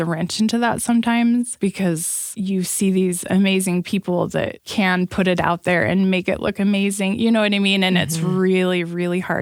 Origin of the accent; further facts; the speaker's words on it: Provo, Utah, United States; I grew up in Provo, Utah.